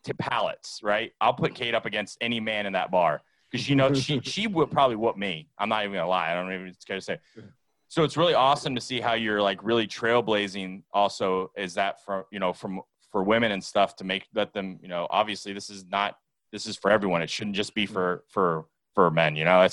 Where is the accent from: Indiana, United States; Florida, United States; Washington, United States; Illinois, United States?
Florida, United States; South; I'm from South Florida